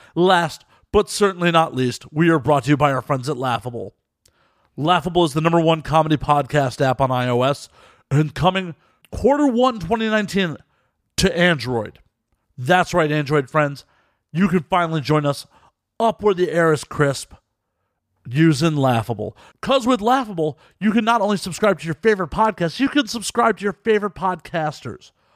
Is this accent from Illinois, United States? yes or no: yes; Chicago, Illinois, United States; now in Los Angeles, United States; I'm originally from Chicago